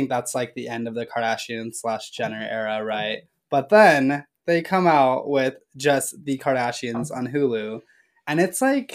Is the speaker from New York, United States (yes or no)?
no; Beverly Hills, California, United States; I'm from Beverly Hills